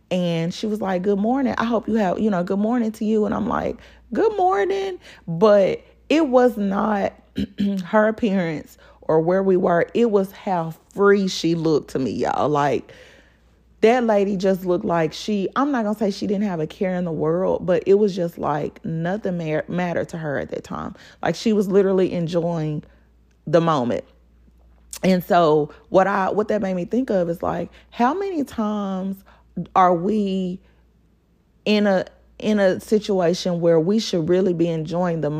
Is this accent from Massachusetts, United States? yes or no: no; Pine Bluff, Arkansas, United States; Like y'all and y'all know I grew up in Pine Bluff. Like we used to ride our bikes all over freaking Pine Bluff.